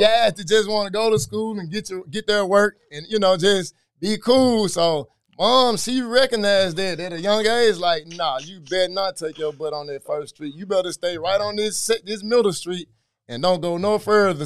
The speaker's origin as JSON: {"language": "English", "town": "Memphis", "region": "Tennessee", "country": "United States", "tie": "born or raised there", "also_born_or_lived": "Frayser, Memphis", "said": "so I'm from White Haven"}